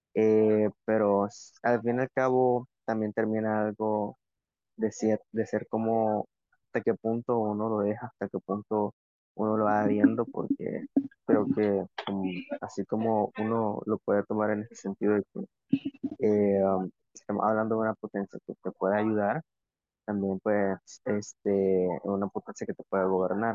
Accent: Nicaragua; born or raised there

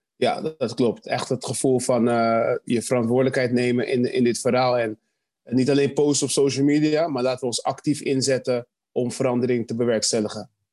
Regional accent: Rotterdam, South Holland, Netherlands; als echte Rotterdammers

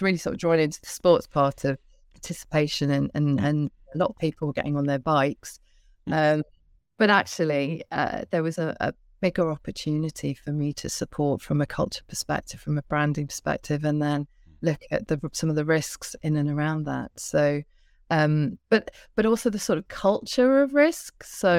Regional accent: Barry, Wales, United Kingdom; So I was from South Wales. Barry Island, born into an Irish family, so very Celtic, warm, curious family

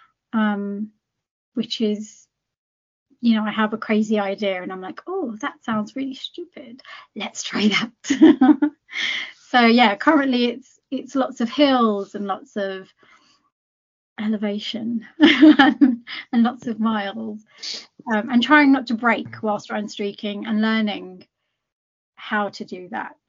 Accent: United Kingdom; I am British, but I'm also Indian. That I can't change that, and nor do I want to. And I proudly represent where I come from. You know, I'm Punjabi

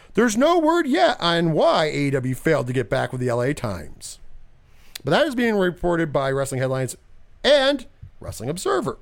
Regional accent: New York, United States; I'm a New Yorker

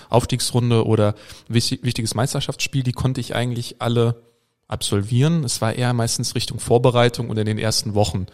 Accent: Germany; als Deutscher

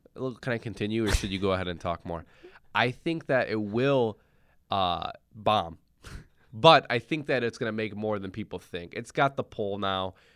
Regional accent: Rockford, Illinois, United States; we are from Rockford, Illinois

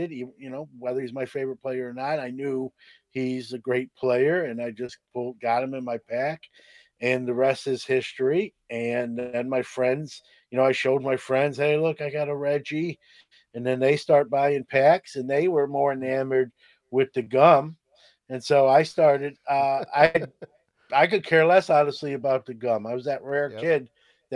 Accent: New York City, New York, United States; Brooklyn, New York. So I'm a Brooklyn born and raised

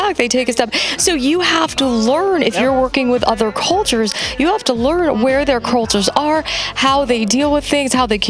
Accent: Miami, Florida, United States; But in Miami, I'm from Miami.

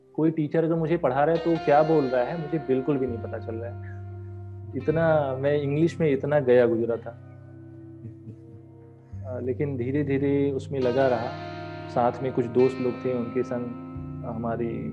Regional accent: Varanasi, Uttar Pradesh, India; moved away as an adult; also born or lived in Guwahati / Kanpur; मैं यही वाराणसी का ही जन्मा हुआ हूँ और मेरा पूरा परिवार भी यहीं बनारस का ही रहने वाला है मेरी स्कूलिंग यहीं घर के पास में एक स्कूल है

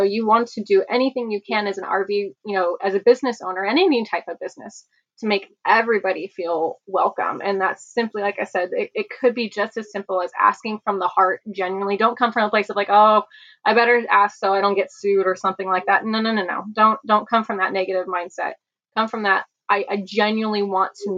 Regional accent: California, United States; I grew up here in California

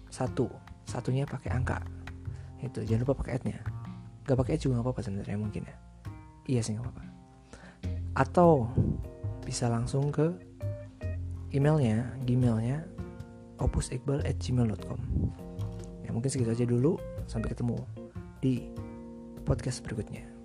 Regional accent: Cirebon, West Java, Indonesia; …nya pakai Ki. Salah, …nya pakai K bukan pakai Ki. Saya dari Cirebon.

